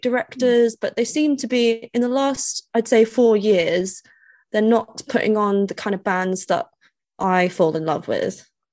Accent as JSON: {"language": "English", "country": "United Kingdom", "accent": "posh", "said": "they say I have a posh accent"}